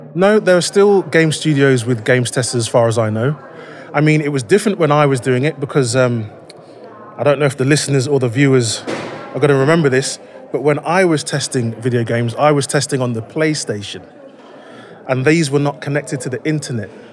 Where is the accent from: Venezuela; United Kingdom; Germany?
United Kingdom; Leicester, East Midlands; I am from Leicester in the UK